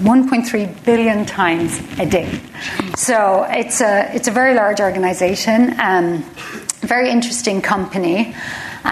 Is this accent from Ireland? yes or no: yes; Cork, Munster, Ireland; moved away as an adult; also born or lived in Dublin; now in Chicago, United States; I am a Cork woman. I grew up in Cork.